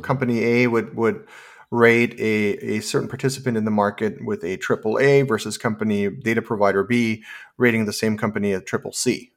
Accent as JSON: {"language": "English", "country": "Germany", "tie": "born or raised there", "also_born_or_lived": "San Francisco, California", "moved": "as an adult", "said": "I, I was born and raised in Germany"}